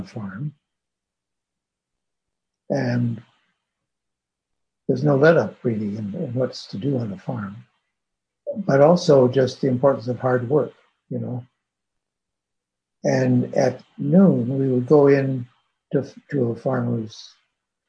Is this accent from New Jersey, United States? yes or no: no; Madison, Wisconsin, United States; I grew up in the Midwest in Madison, Wisconsin